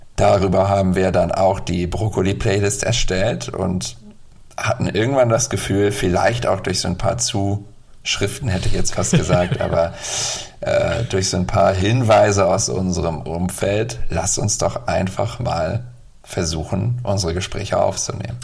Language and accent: German; Bremen, Germany; ich komme ja aus Bremen